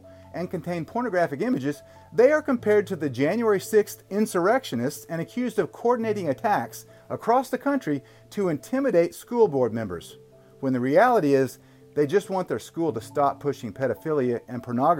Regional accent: Dallas, Texas, United States; also born or lived in Waco; That video was taken in my hometown, Dallas. Gross. And right down I-35 in Waco, where I went to college at Baylor

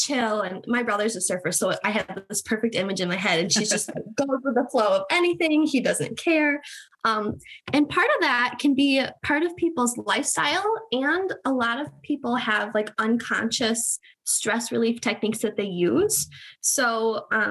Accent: Michigan, United States; So I'm in Michigan. I've been born and raised in Michigan

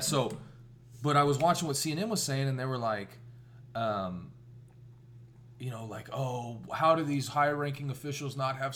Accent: Midwest, United States; moved away; I grew up in the Midwest.

